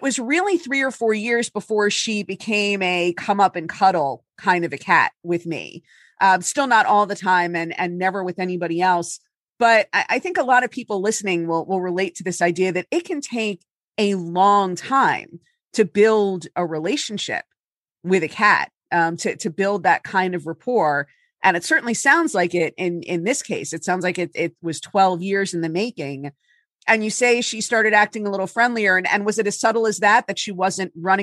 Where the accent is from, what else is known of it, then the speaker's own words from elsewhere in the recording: Miami Beach, Florida, United States; now in New Jersey, United States; I'm from Miami Beach originally. So any snow seems like a lot of snow, but I've been up here for 20 years